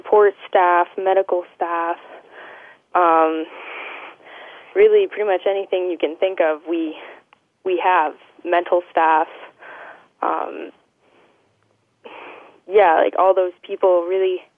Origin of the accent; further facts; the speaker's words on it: Cranbrook, British Columbia, Canada; born and raised in Cranbrook